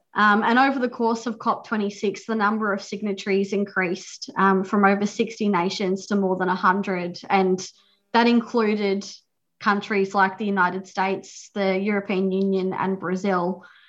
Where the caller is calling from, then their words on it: Victoria, Australia; I'm joining you from Wadawurrung country, and acknowledge that we're meeting on stolen land.